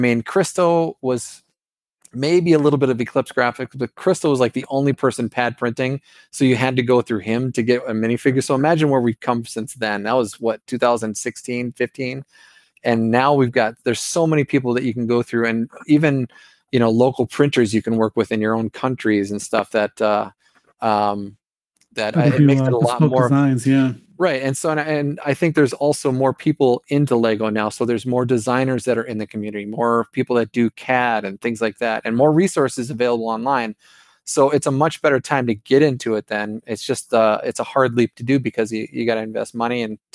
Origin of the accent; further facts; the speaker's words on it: Minnesota, United States; accent: Minnesota; my Minnesota accent